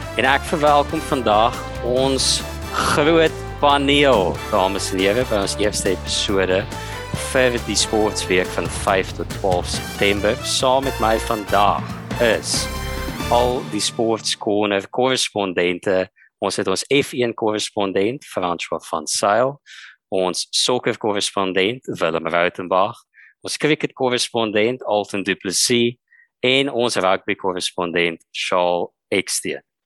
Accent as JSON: {"language": "Afrikaans", "country": "South Africa"}